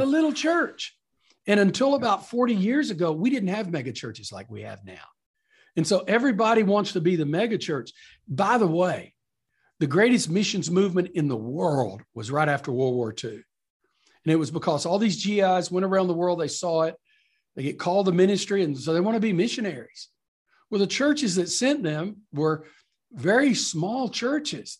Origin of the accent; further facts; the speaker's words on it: East Texas, United States; moved away; I'm from East Texas, country fundamentalist cowboy background